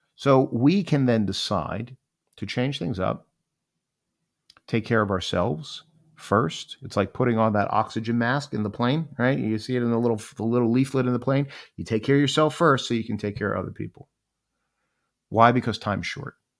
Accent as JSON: {"language": "English", "town": "Miami", "region": "Florida", "country": "United States", "tie": "born or raised there", "said": "I grew up in Miami, Florida, and Miami was an amazing place to grow up."}